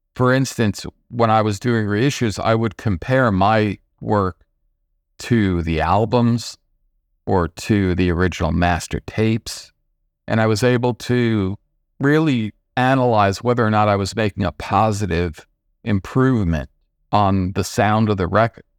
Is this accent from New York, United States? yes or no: yes; Nyack, New York, United States; I grew up in the suburbs just outside of New York City, about 25 minutes without traffic, place called Nyack